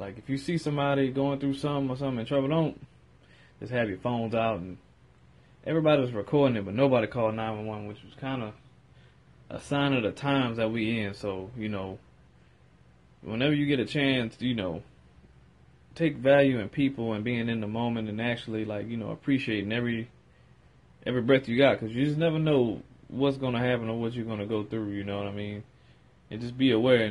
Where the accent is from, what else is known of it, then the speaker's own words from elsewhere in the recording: New Orleans, Louisiana, United States; my hometown, to my city. You heard me. Go ahead and go to New Orleans.